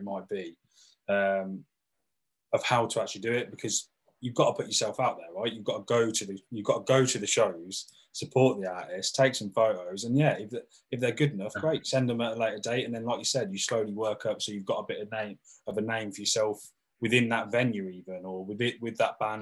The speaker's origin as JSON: {"language": "English", "town": "Northampton", "region": "East Midlands", "country": "United Kingdom", "said": "we're all from Northampton here"}